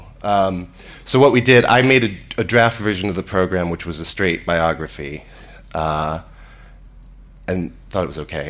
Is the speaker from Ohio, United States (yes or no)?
yes; Cleveland, Ohio, United States; moved away; also born or lived in Chicago / London; I'm from Cleveland